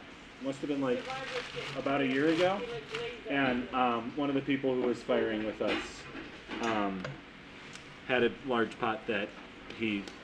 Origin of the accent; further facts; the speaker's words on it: Wisconsin, United States; I'm from Wisconsin